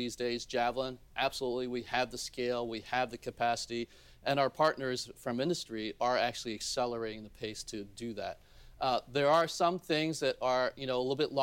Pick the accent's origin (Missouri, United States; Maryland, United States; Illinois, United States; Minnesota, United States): Maryland, United States; Baltimore; also born or lived in South Korea; I grew up in Baltimore